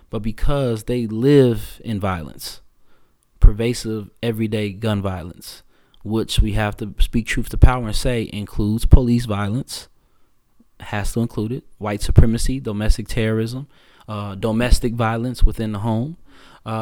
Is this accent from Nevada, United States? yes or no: no; Chicago, Illinois, United States; I was born in Morgan Park